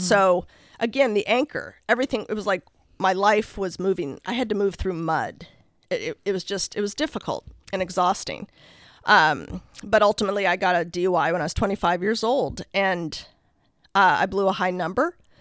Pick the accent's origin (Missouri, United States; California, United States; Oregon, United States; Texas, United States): Oregon, United States; Lake Oswego; I grew up in Lake Oswego